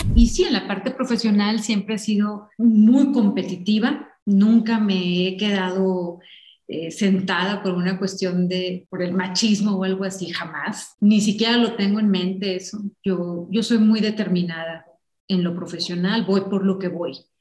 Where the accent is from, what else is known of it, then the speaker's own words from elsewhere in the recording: Ensenada, Baja California, Mexico; moved away; Yo crecí en Ensenada y fui una niña muy de jardín